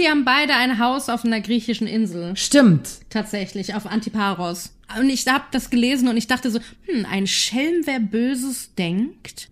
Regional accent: Germany; als Deutscher

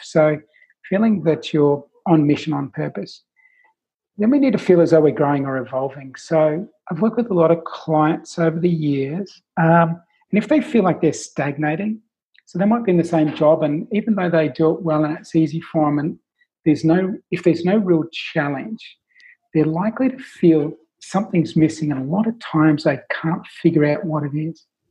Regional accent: Australia; accent: Australian; my Australian accent

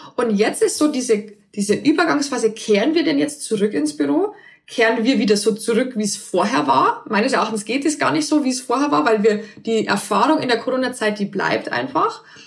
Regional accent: near Passau, Bavaria, Germany; moved away as an adult; also born or lived in Berlin; ich komme äh, ursprünglich aus Bayern, aus der Nähe von Passau und dort lebt auch meine Familie

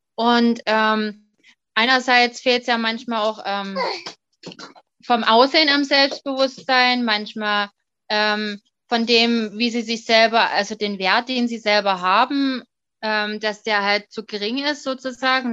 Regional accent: Dresden, Saxony, Germany; ich komme aus dem Raum Sachsen, beziehungsweise genauer Dresden

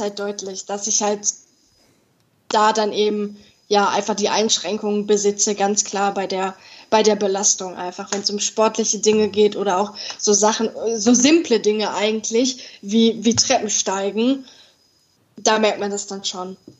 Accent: Dortmund, North Rhine-Westphalia, Germany; ich bin 22 Jahre alt und komme aus Dortmund, aus dem Ruhrgebiet

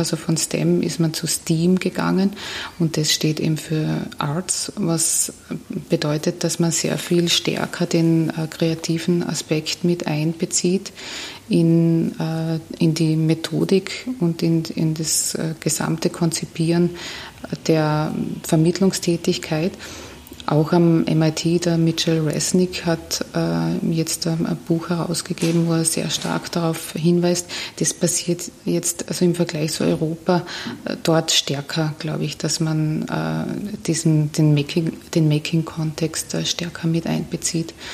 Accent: Carinthia, Austria; now in Vienna, Austria; ich bin Kärntnerin

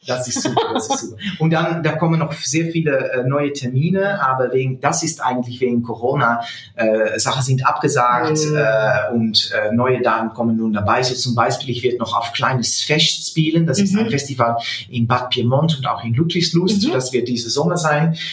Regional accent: Netherlands; German is a second language

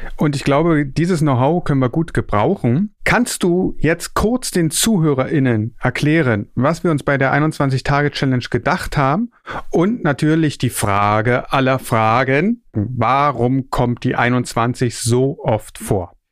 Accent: Berlin, Germany; Geboren und aufgewachsen bin ich in Berlin

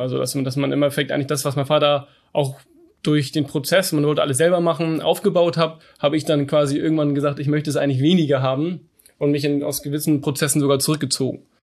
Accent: Hamburg, Germany; also born or lived in Canada; Ich komme aus Hamburg, bin 30 Jahre alt, bin auch hier geboren, werde auch immer hier leben.

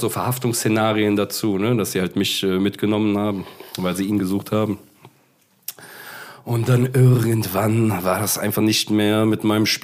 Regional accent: Cologne, North Rhine-Westphalia, Germany; Äh, ja, also ich komme ja erstmal hier aus Köln. Ne? Und wenn du in Köln lebst

